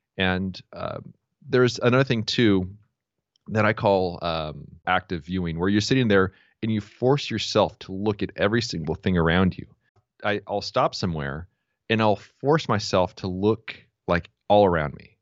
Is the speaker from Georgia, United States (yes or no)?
no; San Diego, California, United States; I was born and raised here in San Diego